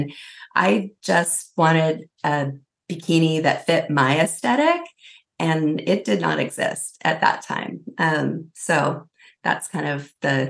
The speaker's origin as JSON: {"language": "English", "region": "California", "country": "United States", "tie": "born or raised there", "said": "I grew up in California. That's kind of my, my pedigree."}